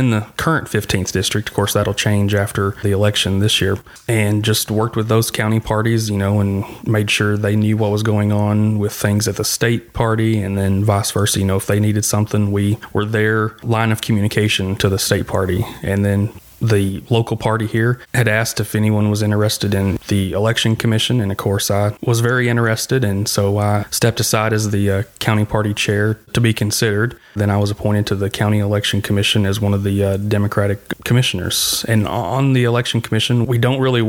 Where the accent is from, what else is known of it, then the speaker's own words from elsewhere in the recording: Tennessee, United States; I grew up in Tennessee, was born here in Tennessee.